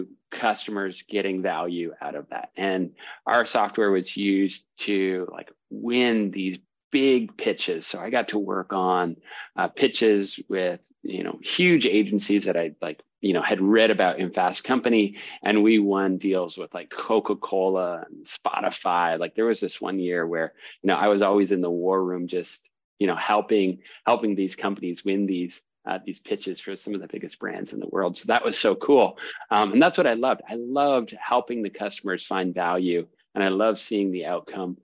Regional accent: Canada; moved away as an adult; also born or lived in New York City; I'm from Canada originally

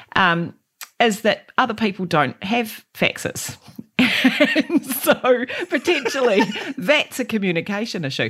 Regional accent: Christchurch, Canterbury, New Zealand; I grew up in Aranui and on, in East Christchurch

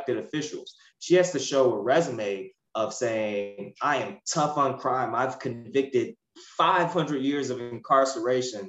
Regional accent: Ferguson, Missouri, United States; I grew up in the Ferguson, Missouri area

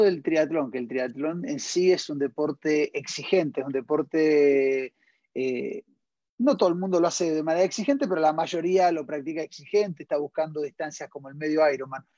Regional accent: Argentina; now in Chile; desde Argentina, desde, mi país de origen

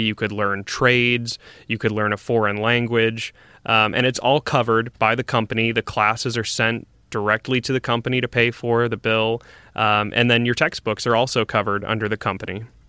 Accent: St. Louis, Missouri, United States; moved away; I grew up in Saint Louis, Missouri

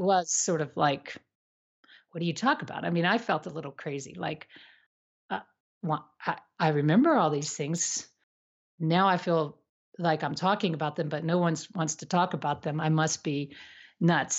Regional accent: United States; I was also from the States

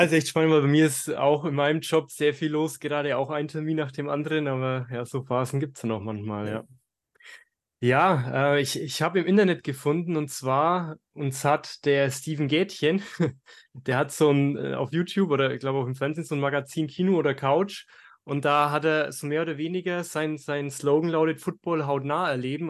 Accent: Germany; als, als Deutsche

